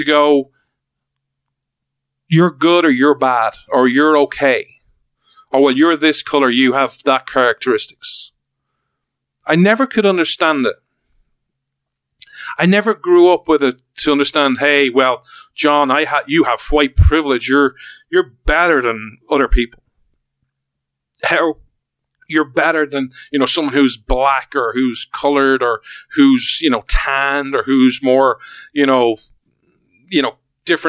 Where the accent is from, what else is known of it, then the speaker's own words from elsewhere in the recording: Ireland; we're Irish